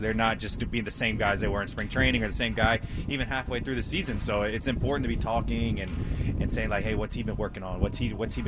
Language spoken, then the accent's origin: English; Louisiana, United States; I'm not from New Orleans. It's an Italian name, but yes, I am from Louisiana.